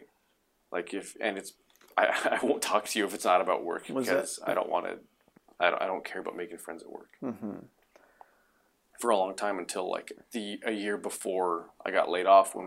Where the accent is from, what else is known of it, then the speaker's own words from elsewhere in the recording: Reno, Nevada, United States; also born or lived in New Mexico / Winnemucca, Nevada; I was five when we left